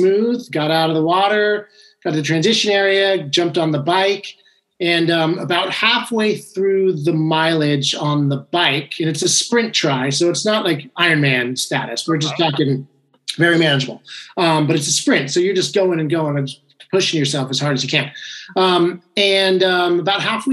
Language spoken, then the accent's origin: English; San Francisco, Marin County, California, United States; moved away as an adult; also born or lived in San Diego / Los Angeles; now in Hermosa Beach, United States; I grew up in San Francisco in Marin County